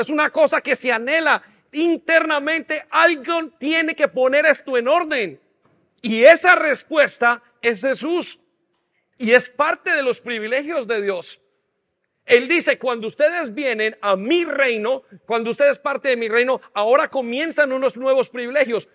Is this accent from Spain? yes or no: no; Colombia; now in England, United Kingdom; nosotros nacimos, los que nacieron en Colombia, nacimos dentro de un conflicto armado